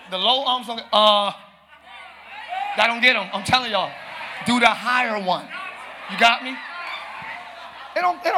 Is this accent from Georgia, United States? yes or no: no; Pine Hills, Florida, United States; I'm from Pine Hills. Plural, yes, I said plural.